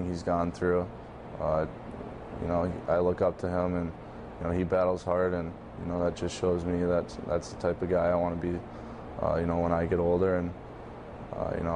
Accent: Minnesota, United States; moved away as an adult; also born or lived in North Dakota / Vancouver; growing up in Minnesota and then going to play North Dakota, and now hopefully Vancouver

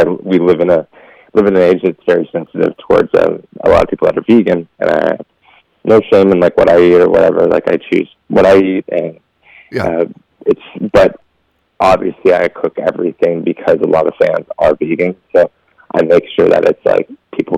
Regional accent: Las Vegas, Nevada, United States; We grew up in Vegas

